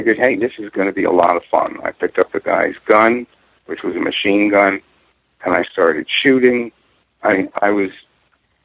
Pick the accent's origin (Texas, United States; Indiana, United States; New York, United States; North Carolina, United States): New York, United States; Purchase; where I grew up in Purchase, New York.